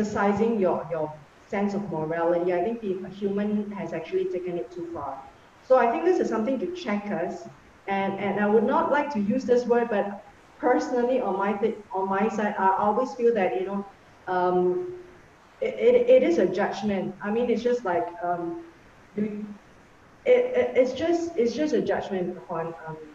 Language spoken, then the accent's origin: English; Singapore; me being a Singaporean